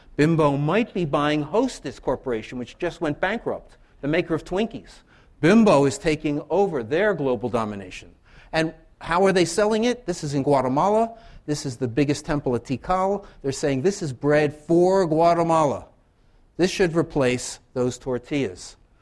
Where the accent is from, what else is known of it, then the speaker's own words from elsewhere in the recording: Philadelphia, Pennsylvania, United States; moved away as an adult; now in Loughborough, United Kingdom; I grew up in Philadelphia